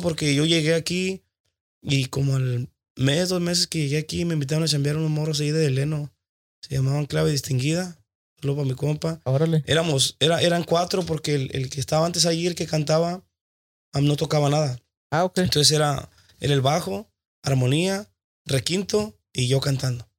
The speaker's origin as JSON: {"language": "Spanish", "town": "Tijuana", "region": "Baja California", "country": "Mexico", "said": "Yo soy de Tijuana"}